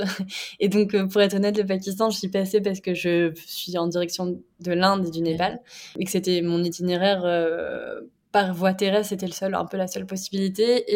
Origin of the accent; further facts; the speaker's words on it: Brittany, France; je suis bretonne